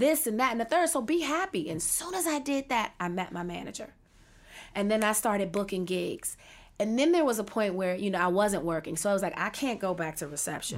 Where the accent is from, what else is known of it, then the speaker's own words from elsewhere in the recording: Washington, District of Columbia, United States; I was born and raised in Washington D.C.